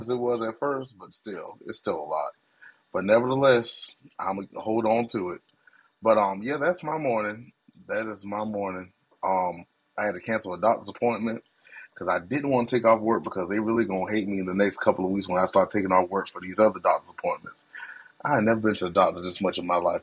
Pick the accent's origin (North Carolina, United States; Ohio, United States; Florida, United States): North Carolina, United States; Greensboro; moved away; also born or lived in Greeleyville; Greensboro, North Carolina is my hometown